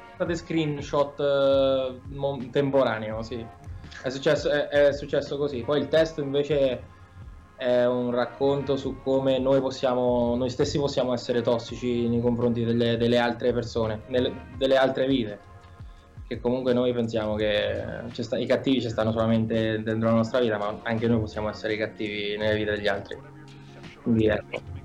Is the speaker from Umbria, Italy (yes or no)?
yes; Spoleto, Umbria, Italy; noi veniamo da Spoleto, siamo i …